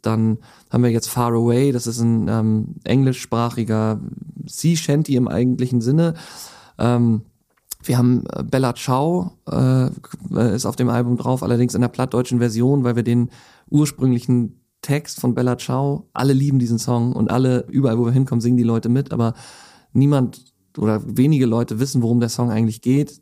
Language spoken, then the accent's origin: German; Hamburg, Germany; dann bin ich mit äh, meiner Frau nach Hamburg gegangen Gang zurück, weil ich dann die Möglichkeit hatte, endlich wieder in meine Heimatstadt zu kommen.